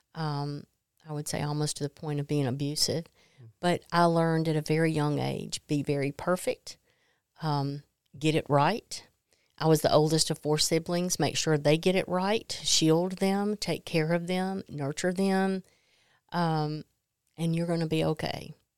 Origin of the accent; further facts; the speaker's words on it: Mississippi, United States; I grew up in Mississippi